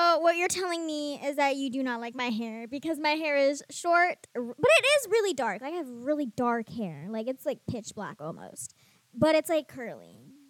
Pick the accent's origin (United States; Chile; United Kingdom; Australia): United States; Seattle, Washington; we are from Seattle, we're from Washington State.